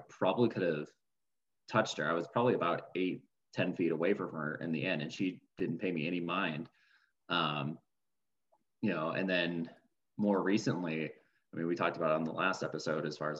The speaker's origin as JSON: {"language": "English", "region": "Minnesota", "country": "United States", "tie": "born or raised there", "said": "growing up in Minnesota, you see things like bald eagles"}